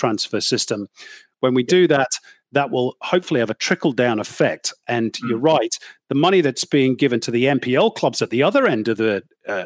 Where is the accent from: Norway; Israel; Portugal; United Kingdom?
United Kingdom; now in Australia; I'm British